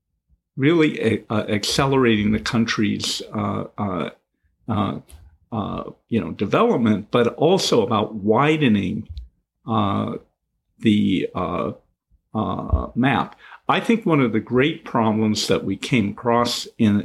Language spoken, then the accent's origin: English; Seattle, Washington, United States; I grew up in the Pacific Northwest and Seattle at a time where Microsoft was only beginning